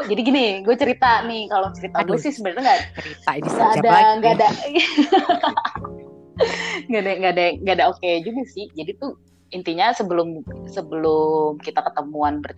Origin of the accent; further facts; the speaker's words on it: Jakarta, Indonesia; moved away as an adult; Jakarta tinggal di Jakarta tapi gue harus pindah demi udah lebih tepatnya gue harus merantau ke Jogja untuk kuliah.